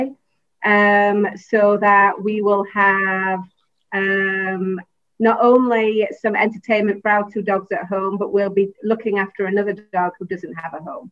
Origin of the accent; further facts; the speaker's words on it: England, United Kingdom; moved away as an adult; also born or lived in Los Angeles, United States / Chicago, United States / Houston, United States; now in Taiwan; originally, I'm from England.